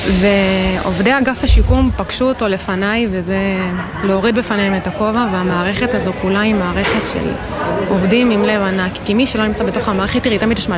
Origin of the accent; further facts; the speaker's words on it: Kfar Maimon, Southern District, Israel; אז אני אה, במקור מעוטף עזה. ממושב אה, כפר מימון, שבאותה שבת אה, באמת חווינו את, ה... את כל הקשיים